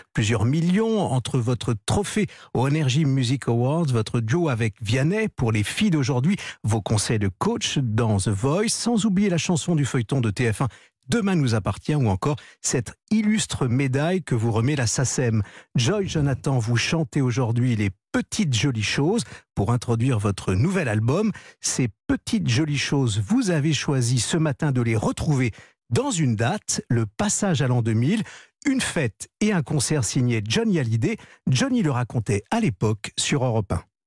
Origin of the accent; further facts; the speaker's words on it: Paris, Île-de-France, France; je suis né à Paris et que j'ai toujours vécu à Paris